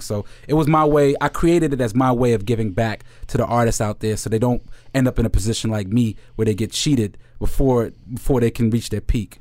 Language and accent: English; New York, United States; I'm from the Heights, uh, and, you know, I speak a little Spanish, but, um, but I'm, but my family's from Jamaica